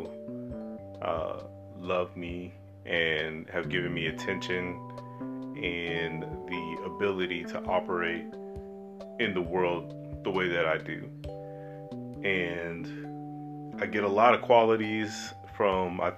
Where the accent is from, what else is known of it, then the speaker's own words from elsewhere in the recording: Germany; I grew up in Germany